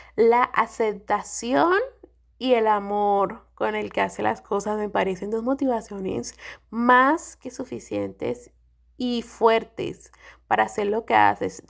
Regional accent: San Andrés, San Andrés and Providencia, Colombia; nuestra isla

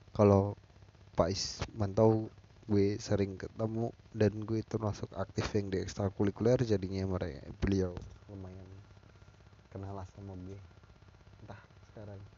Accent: Labuan Ratu Satu, Lampung, Indonesia; gua kecil di kampung ya kampung gue di Lampung Lampung Timur tepatnya di desa Labuan Ratu Satu.

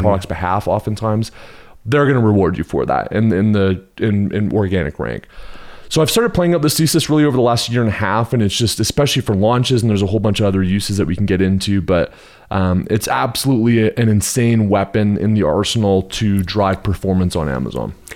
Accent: Canada; also born or lived in Houston, Texas, United States; now in Park City, United States; I'm originally from Canada. I spent fourteen years in Texas, the flatlands, the concrete jungle of, of Houston, Texas

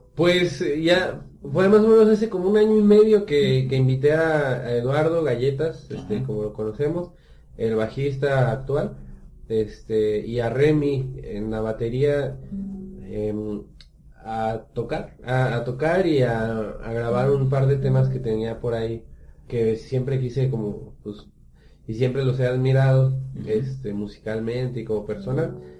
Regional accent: Guanajuato, Mexico; moved away as an adult; now in Aguascalientes, Mexico; yo soy de Guanajuato, me vine a estudiar a la universidad aquí a Aguascalientes

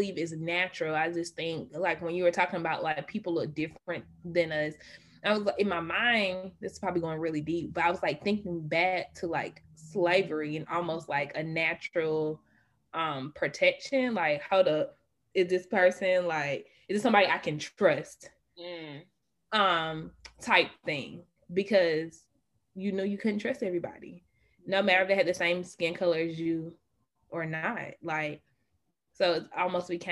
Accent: Atlanta area, Georgia, United States

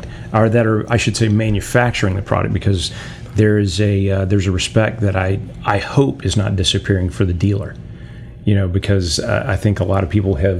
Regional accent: Atlanta, Georgia, United States; I grew up in Atlanta, Georgia, and from the time I was 8 years old, I was going into a lot of these stores.

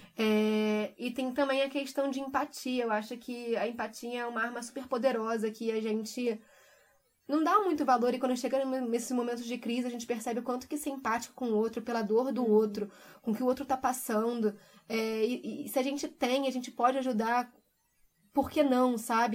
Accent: Brazil; moved away as an adult; eu saí do Brasil me sentindo muito insegura com tudo que estava acontecendo, deixando família

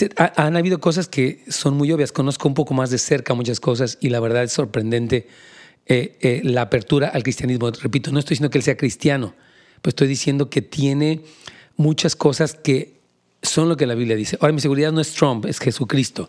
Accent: Mexico; now in California, United States; soy mexicano

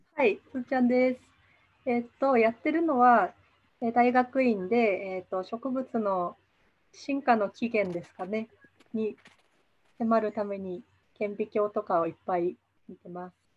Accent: southern Tohoku, Japan; 南東北の生まれで

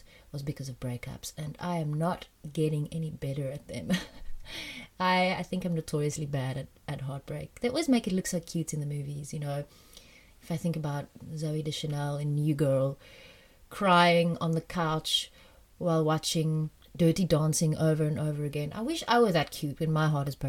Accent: South Africa; also born or lived in France; When I was 9 and a half, we moved back from France to South Africa

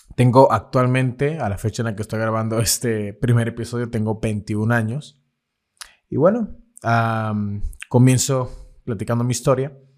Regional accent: Lerdo de Tejada, Veracruz, Mexico; moved away as an adult; él es también del, pueblo del que yo soy, que es del Lerdo de Tejada

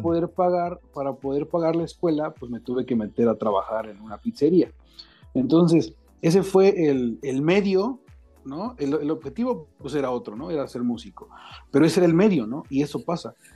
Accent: Mexico City, Mexico; now in Querétaro, Mexico; soy nativo de la Ciudad de México

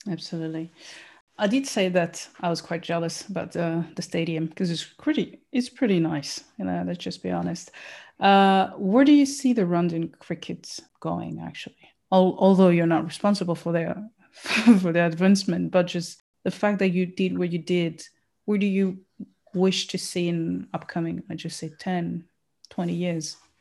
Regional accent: Burundi; I'm from Burundi

